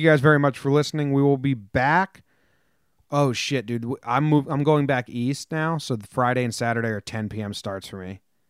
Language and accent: English; Denmark; English is a second language; I don't really like football. American football. I'm from Denmark. I don't like that stuff.